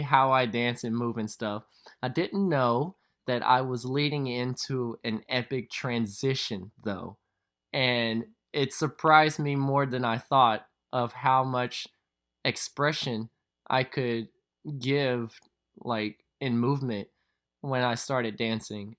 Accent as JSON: {"language": "English", "town": "Louisville", "region": "Kentucky", "country": "United States", "tie": "born or raised there", "accent": "southern", "said": "born and raised in Louisville, Kentucky"}